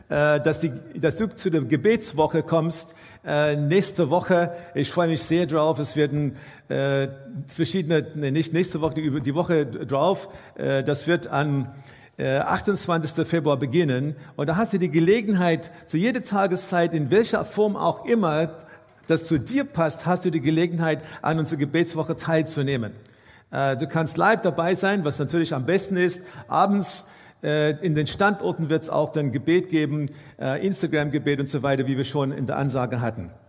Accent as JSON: {"language": "German", "country": "South Africa", "tie": "born or raised there", "said": "Ich bin aufgewachsen in Südafrika in einer, in einer Kirche und in unserer Kirche war es dann üblich, dass nur der Priester gebetet hat in einem Gottesdienst."}